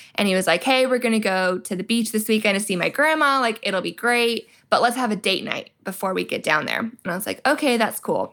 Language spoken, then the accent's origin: English; Georgia, United States; my home state of Georgia.